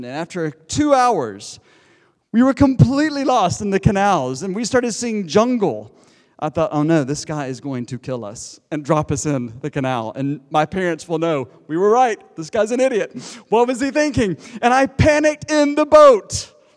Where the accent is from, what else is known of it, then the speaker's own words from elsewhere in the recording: United States; accent: American; moved away as an adult; also born or lived in Durham, United Kingdom; now in Cambridge, United Kingdom; You can tell by my accent. There are all these Americans around Cambridge. I'm one of them